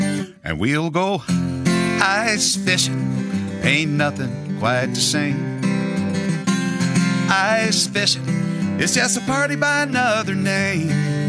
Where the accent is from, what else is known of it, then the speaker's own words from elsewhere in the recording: Lewiston, Maine, United States; I grew up in Lewiston, Maine.